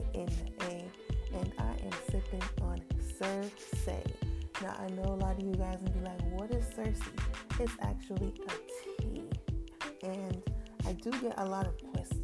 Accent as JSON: {"language": "English", "country": "Jamaica", "said": "I am from Jamaica"}